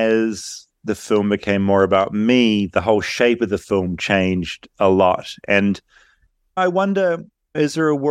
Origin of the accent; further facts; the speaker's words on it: New Zealand; I'm from New Zealand.